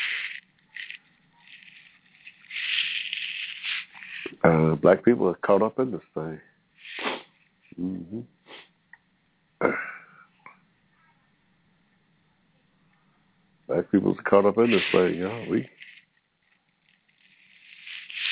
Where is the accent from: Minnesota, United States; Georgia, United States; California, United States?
Georgia, United States; I was born in Georgia here in 1945